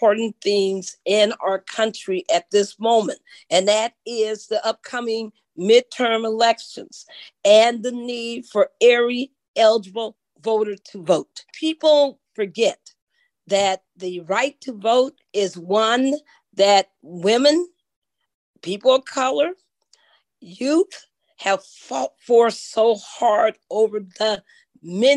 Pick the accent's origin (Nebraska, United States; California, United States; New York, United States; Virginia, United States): California, United States; Long Beach; I'm a native born Californian, born in the Southern California, born in good old Long Beach, California, raised all over Southern California, a little bit of Northern California.